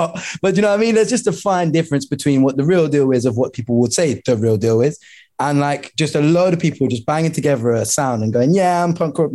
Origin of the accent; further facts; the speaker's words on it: London, United Kingdom; I'm from Lewisham